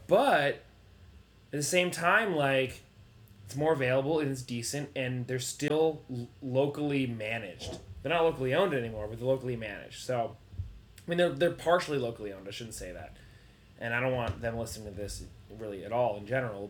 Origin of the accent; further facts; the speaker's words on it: Farmington, Maine, United States; moved away; up in Farmington, my hometown